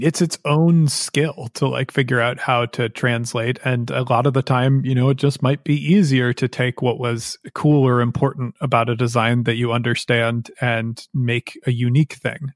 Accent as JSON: {"language": "English", "country": "United States", "said": "I am also an American who lived through the 2016 elections"}